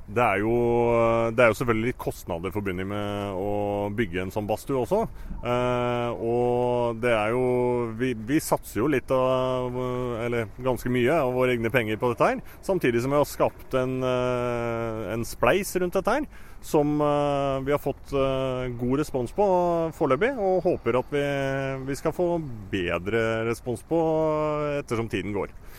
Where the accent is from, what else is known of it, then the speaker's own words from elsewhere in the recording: Lillehammer, Innlandet, Norway; jeg er jo født og oppvokst på Lillehammer